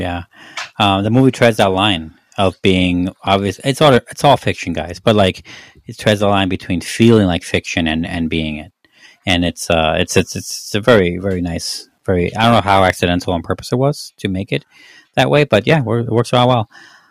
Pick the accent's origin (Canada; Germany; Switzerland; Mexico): Mexico; moved away; I don't get a lot of guff for being Mexican.